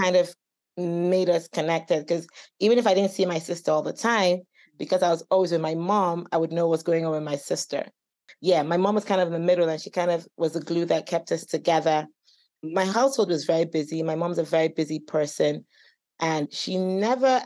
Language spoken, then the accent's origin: English; Enugu, Enugu State, Nigeria; also born or lived in Houston, Texas / Owerri; now in United States; I've grown up in Nigeria for most of my life, even though I went to school here. I grew up in Enugu, but I'm from Owerri.